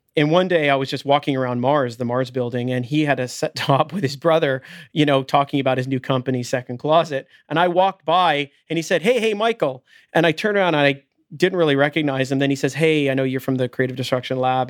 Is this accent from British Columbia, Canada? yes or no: no; Richmond Hill, Ontario, Canada; also born or lived in London, Ontario; I grew up in Richmond Hill.